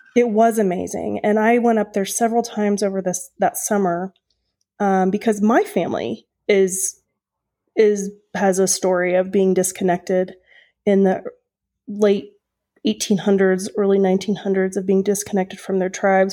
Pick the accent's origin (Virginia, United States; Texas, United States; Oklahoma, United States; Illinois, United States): Oklahoma, United States; moved away; I'm from Oklahoma originally